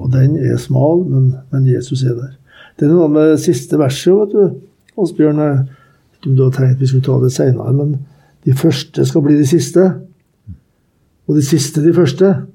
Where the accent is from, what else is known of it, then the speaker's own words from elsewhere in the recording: Norway; jeg er fra Norge